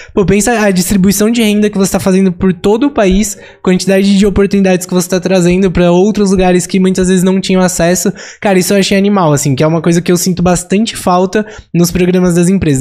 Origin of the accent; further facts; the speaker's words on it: São Paulo, Brazil; a gente é de São Paulo, cresceu em São Paulo, estudou em São Paulo, estagiou em São Paulo